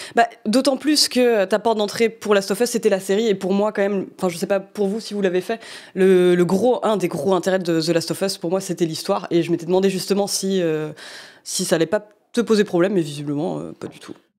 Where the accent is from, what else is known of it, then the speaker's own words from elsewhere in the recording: Normandy, France; accent: Norman (cauchois); on m'a déjà fait remarquer que j'avais un accent normand parfois